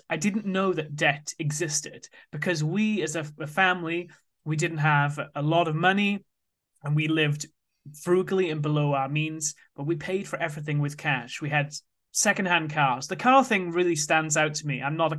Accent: Wales, United Kingdom; So I grew up in South Wales, and from a young age, I was interested in money.

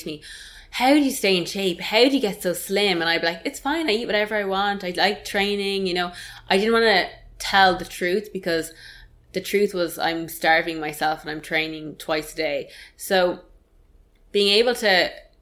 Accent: Ireland; as Irish people

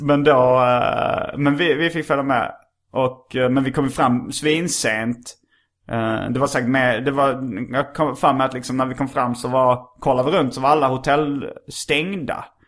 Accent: Skåne, Sweden; accent: skånska; jag pratar skånska

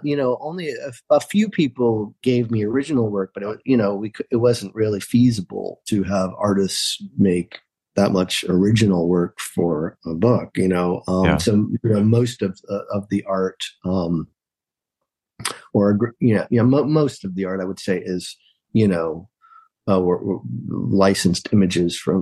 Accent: New York, United States; I'm from New York.

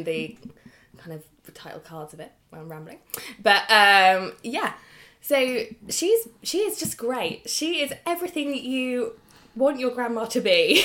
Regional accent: United Kingdom; As lucky British citizens with NHS.

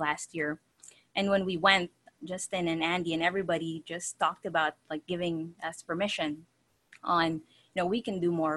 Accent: Philippines; also born or lived in New Zealand; now in Florida, United States; I was born in the Philippines, moved to New Zealand, and then married him from Florida. So now we live in Florida

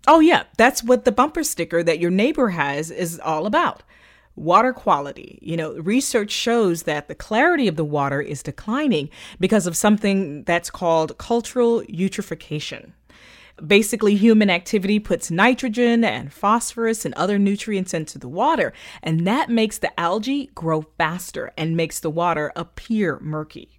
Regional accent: Florida, United States; growing up in Florida

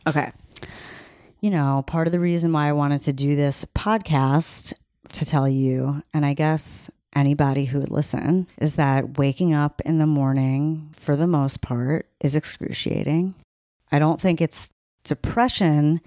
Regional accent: Long Island, New York, United States; I'm from Long Island

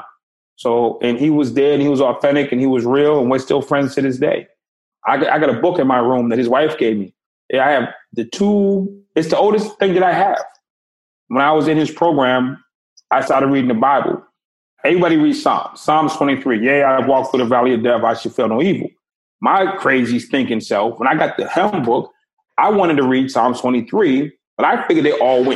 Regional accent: Boston, Massachusetts, United States; I grew up in Boston. It was extremely segregated

